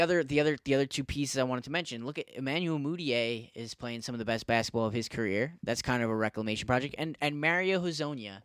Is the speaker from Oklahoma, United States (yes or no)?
no; New York, United States; I'm from New York